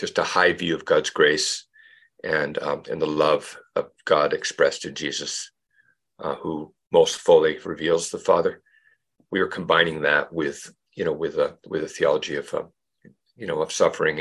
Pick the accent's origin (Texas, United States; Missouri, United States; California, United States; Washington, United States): Washington, United States; Mercer Island; also born or lived in Central America / Montpellier, France; now in Burlington, United States; I grew up on Mercer Island